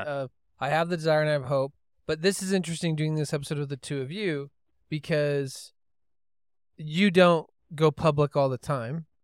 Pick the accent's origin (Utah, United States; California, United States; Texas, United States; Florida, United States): Utah, United States; Holladay; I grew up in Holiday, Utah